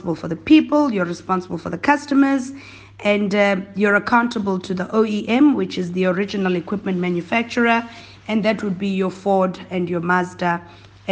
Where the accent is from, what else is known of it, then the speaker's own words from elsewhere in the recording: Soweto, Gauteng, South Africa; I have two younger siblings, Katie and KB, and I grew up in Soweto